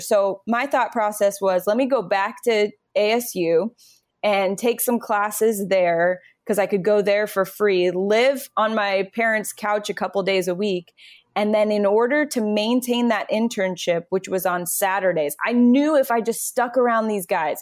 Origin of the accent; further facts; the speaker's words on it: Phoenix, Arizona, United States; moved away as an adult; also born or lived in New York City; I grew up in Phoenix